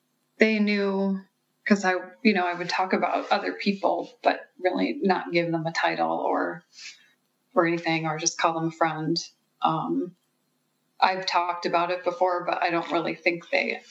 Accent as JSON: {"language": "English", "region": "Midwest", "country": "United States", "moved": "yes", "lives_now": "California, United States", "said": "I come from the Midwest, and... You know, I moved to California"}